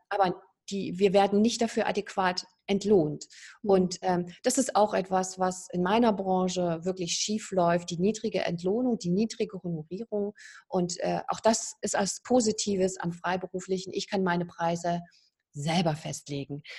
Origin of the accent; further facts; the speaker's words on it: East Germany, Germany; moved away as an adult; Ich komme ja aus der DDR, ich bin da aufgewachsen